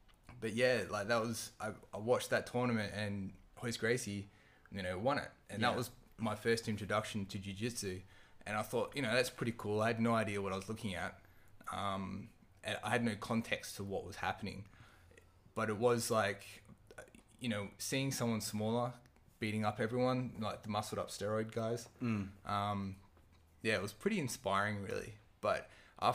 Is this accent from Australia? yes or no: yes; Perth, Western Australia, Australia; from Perth